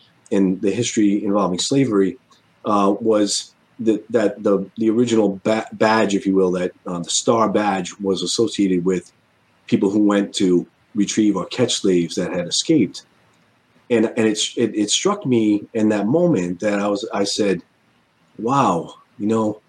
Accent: Rhode Island, United States; now in Connecticut, United States; my home state of Rhode Island

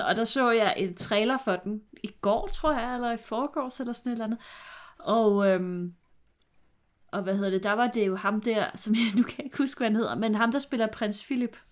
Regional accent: Glostrup, Capital Region of Denmark, Denmark; jeg er fra Glostrup

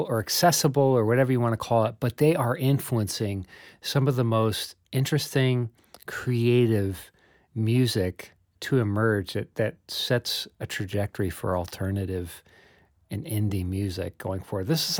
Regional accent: New York City, New York, United States; I've said golly like five times. I'm a New Yorker saying golly.

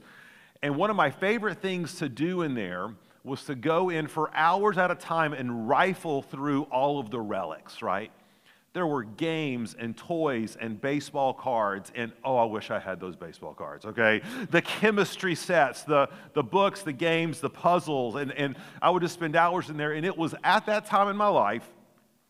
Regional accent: Chattanooga, Tennessee, United States; growing up in Chattanooga

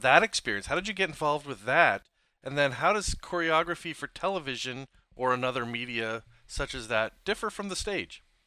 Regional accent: Philadelphia, Pennsylvania, United States; now in Port Orchard, United States; Having come from the East Coast, I grew up around Philadelphia

